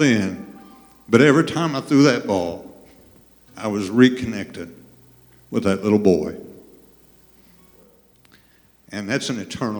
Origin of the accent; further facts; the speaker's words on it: Thompsonville, Illinois, United States; also born or lived in West Frankfort, Illinois; now in Benton, United States; I have a Benton address. I'm from West Frankfort, but really from Thompsonville, all right? I graduated in 1981